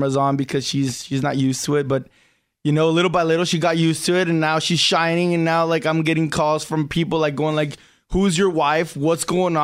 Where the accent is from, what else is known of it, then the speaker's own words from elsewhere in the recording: Chula Vista, California, United States; also born or lived in Tijuana; We're from the same neighborhood. We're from Chula Vista, Tijuana area